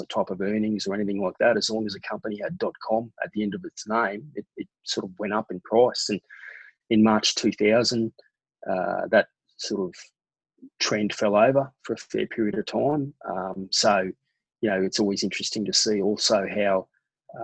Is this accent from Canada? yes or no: no; Brisbane, Queensland, Australia; also born or lived in London; growing up in Brisbane